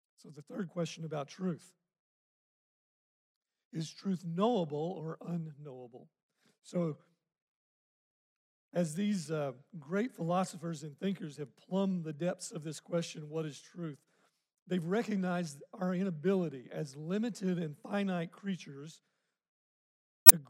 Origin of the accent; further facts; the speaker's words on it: Arkansas, United States; I grew up in Arkansas